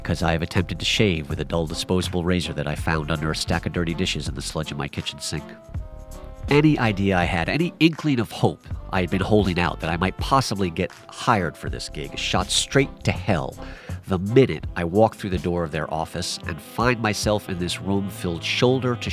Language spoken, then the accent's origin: English; New York City, New York, United States; born or raised there